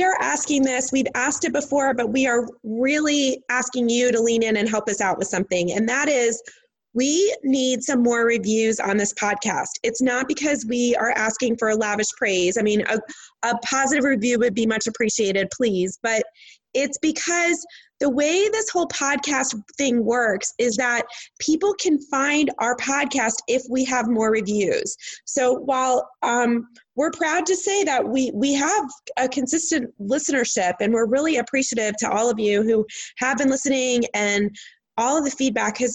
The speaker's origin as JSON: {"language": "English", "region": "Midwest", "country": "United States", "tie": "born or raised there", "said": "Because I'm from the Midwest."}